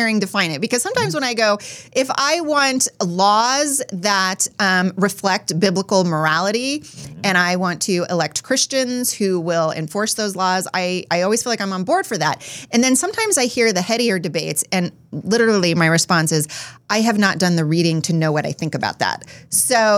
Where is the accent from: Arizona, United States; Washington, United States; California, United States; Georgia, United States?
Arizona, United States; Phoenix; I was born in Phoenix, Arizona